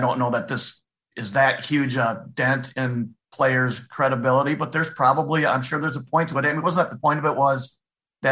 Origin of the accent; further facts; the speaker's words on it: Madison, Wisconsin, United States; I grew up in Madison, so we were sitting there in a little duplex on Hammersley Road